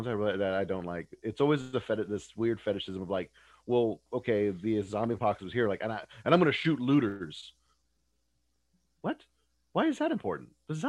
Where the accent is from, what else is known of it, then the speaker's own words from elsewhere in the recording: Texas, United States; I'm from Texas. I'm officially Texan